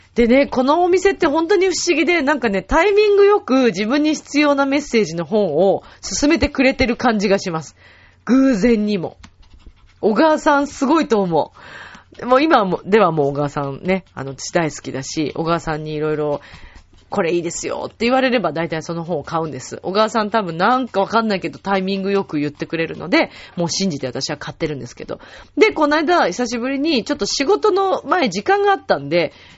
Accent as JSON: {"language": "Japanese", "region": "Shizuoka", "country": "Japan", "tie": "born or raised there", "also_born_or_lived": "Mishima, Shizuoka", "moved": "yes", "said": "自分が静岡出身"}